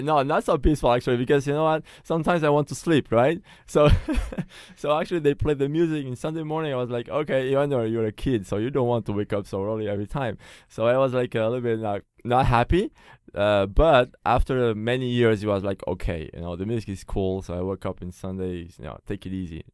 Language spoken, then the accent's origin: English; Portugal; first language Portuguese; English is a second language; also born or lived in France; now in Taiwan; I'm French, like I said, but uh, I was born in Portugal. So my first language is Portuguese